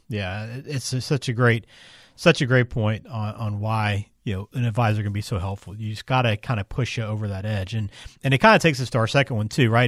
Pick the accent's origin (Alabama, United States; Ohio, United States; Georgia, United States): Alabama, United States; I'm from Alabama